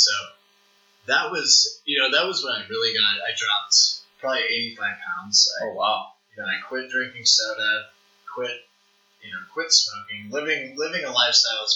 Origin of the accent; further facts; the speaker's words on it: St. Louis, Missouri, United States; moved away as an adult; now in Lincoln, United States; growing up in St. Louis